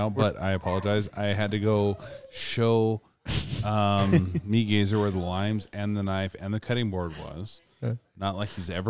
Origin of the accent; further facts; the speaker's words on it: Pacific Northwest, United States; I'm not from the Midwest. I'm from the Pacific Northwest.